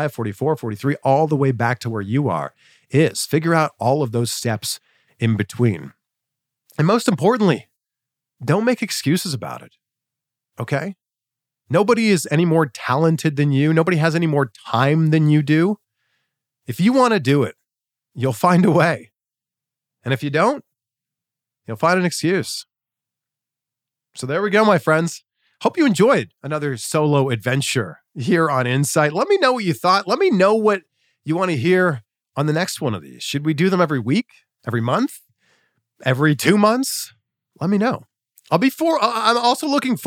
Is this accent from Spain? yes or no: no; about an hour from Peterborough, Ontario, Canada; a TV station about an hour away from my hometown, Chex TV in Peterborough, Ontario.